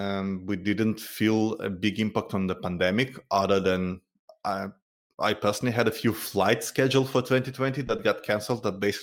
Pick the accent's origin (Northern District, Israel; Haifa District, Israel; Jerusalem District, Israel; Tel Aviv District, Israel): Tel Aviv District, Israel; Tel Aviv; I'm originally from Tel Aviv